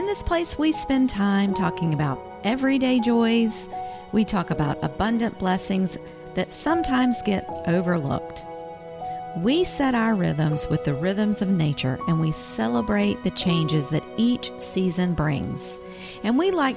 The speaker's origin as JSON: {"language": "English", "region": "the South", "country": "United States", "tie": "born or raised there", "said": "when I was growing up, I grew up in the South"}